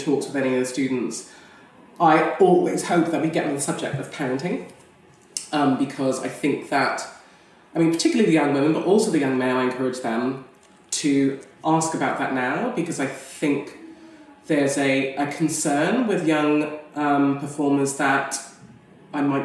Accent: Canada; moved away; I come from North America originally. I mean, not America, Canada, which is slightly different.

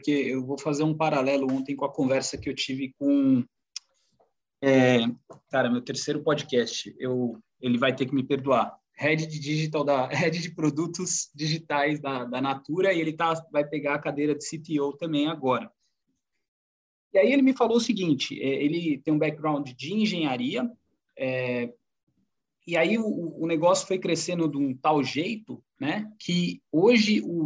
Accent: Jundiaí, São Paulo, Brazil; born there; nasci em Jundiaí

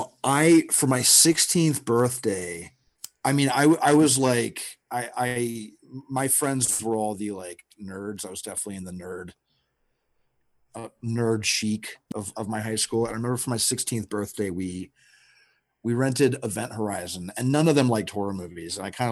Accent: Texas, United States; I grew up in Texas, and like the number of people, I call them backyard villains in this movie

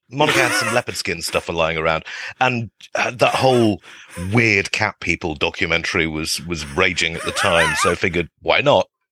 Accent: United Kingdom; now in East Bay, United States; as a Brit

